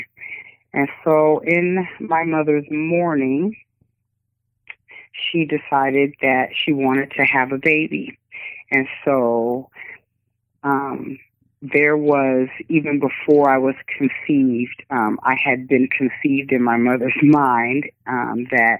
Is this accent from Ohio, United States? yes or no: no; Tacoma, Washington, United States; I'm from Tacoma, Washington. And I was born and raised here